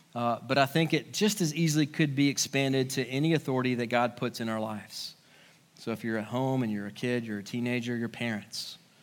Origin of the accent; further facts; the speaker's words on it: United States; it's doubly hard sometimes for us as Americans because our whole culture is built on the idea of individualism